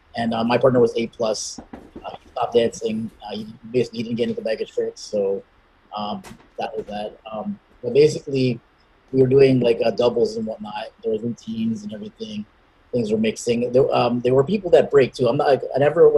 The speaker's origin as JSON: {"language": "English", "town": "Toronto", "region": "Ontario", "country": "Canada", "said": "I'm from Scarborough, which is the east of Toronto"}